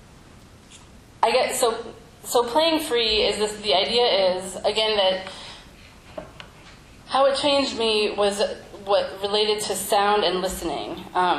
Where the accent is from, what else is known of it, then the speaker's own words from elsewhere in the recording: Central Illinois, United States; we grew up in Central Illinois together